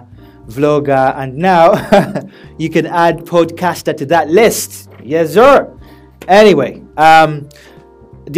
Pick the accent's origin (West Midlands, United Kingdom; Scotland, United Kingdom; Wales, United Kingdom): West Midlands, United Kingdom; Birmingham; also born or lived in Uganda / Manchester; I was born in Uganda and I moved over and grew up in Birmingham, in England, obviously, as a teenager.